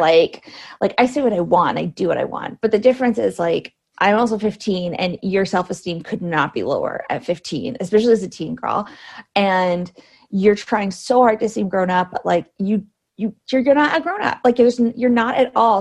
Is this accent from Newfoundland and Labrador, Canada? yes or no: no; Cambridge, Ontario, Canada; now in Toronto, Canada; technically I'm from Cambridge, which is an hour mm. away.